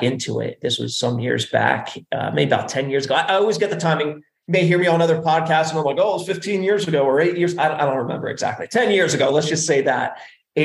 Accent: New Jersey, United States; moved away as an adult; also born or lived in Arizona; now in Colorado, United States; I grew up back East

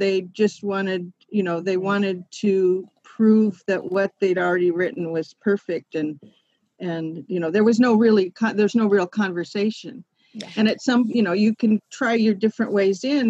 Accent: West Coast, United States; I was from the West Coast

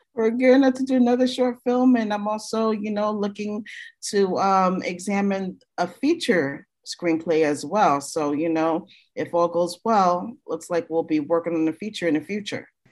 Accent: New York City, New York, United States; I'm from Brooklyn too

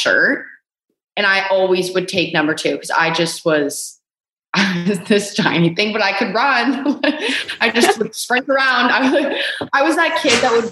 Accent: Canada; we're both Canadian

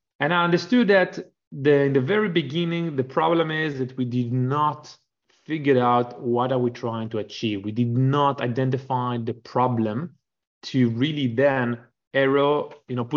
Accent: Israel; moved away as an adult; also born or lived in Canada; I grew up in Israel, spent almost a decade in the Air Force

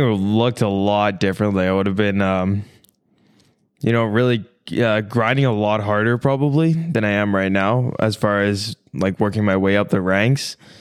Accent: small town outside of Toronto, Ontario, Canada; now in United States; I was born in Toronto, but I grew up in this small town outside of Toronto

